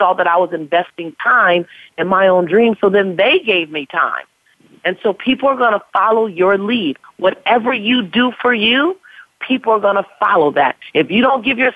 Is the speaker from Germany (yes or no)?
no; Los Angeles, California, United States; African-American woman, born and raised in South Central Los Angeles